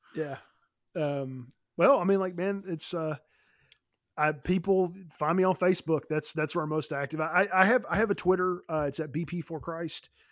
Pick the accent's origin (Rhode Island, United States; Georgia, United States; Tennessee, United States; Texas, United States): Tennessee, United States; Nashville; moved away; I'm originally from Nashville